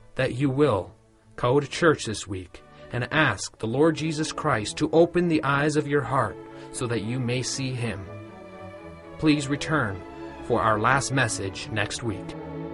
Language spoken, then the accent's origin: English; Colorado, United States; close to where I grew up in Colorado